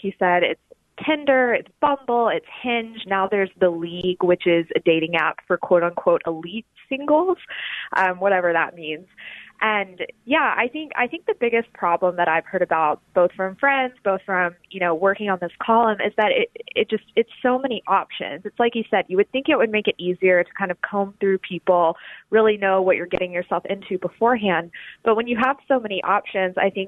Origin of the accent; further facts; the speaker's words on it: Alabama, United States; moved away as an adult; also born or lived in New Haven / New York; now in Washington, D.C., United States; I'm from the South. I'm from Alabama